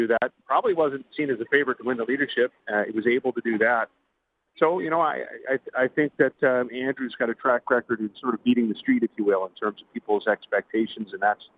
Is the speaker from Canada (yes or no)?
yes; Western Canada, Canada; I'm from Western Canada